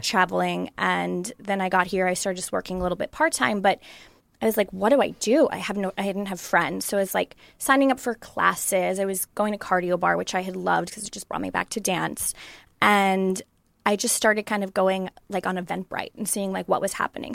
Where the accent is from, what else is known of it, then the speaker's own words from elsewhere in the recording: Long Island, New York, United States; moved away; I grew up in New York, um, in Long Island, and I grew up on pizza, pasta, and bagels